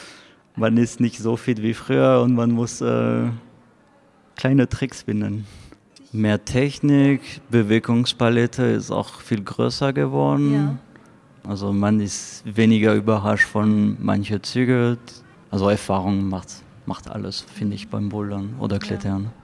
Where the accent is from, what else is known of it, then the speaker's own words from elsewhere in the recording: France; German is a second language; moved away as an adult; now in Paderborn, Germany; Ich komme aus Frankreich, bin seit fünf Jahren in Deutschland